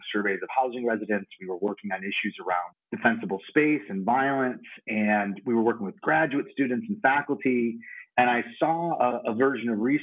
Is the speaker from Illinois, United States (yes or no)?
yes; Chicago, Illinois, United States; I was born and raised in Chicago.